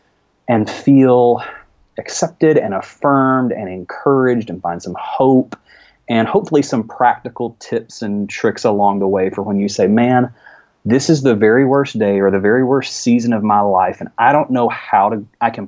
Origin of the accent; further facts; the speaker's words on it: rural Alabama, United States; accent: Alabama accent; in rural Alabama